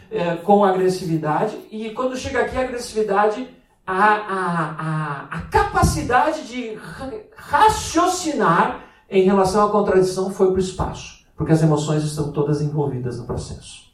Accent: Rio Grande do Sul, Brazil; moved away; also born or lived in Braga; O gaúcho é aquele que nasce no Rio Grande do Sul, no sul do Brasil, né? E é a minha terra

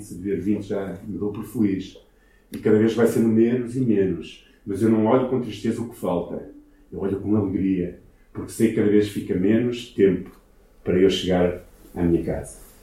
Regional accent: Ermesinde, Norte, Portugal; also born or lived in Brazil; eu nasci em Hermesina, nasci nesta cidade, ok? Na casa que era dos meus avós

